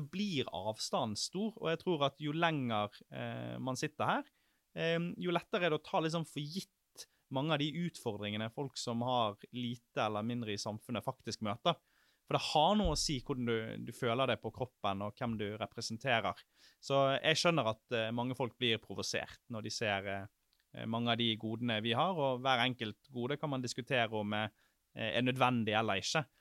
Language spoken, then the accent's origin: Norwegian; Sotra, Vestland, Norway; moved away; Sotra, der jeg er fra